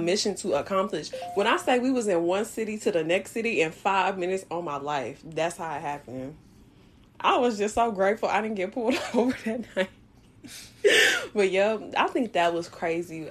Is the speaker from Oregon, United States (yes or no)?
no; Louisiana, United States; I'm from Louisiana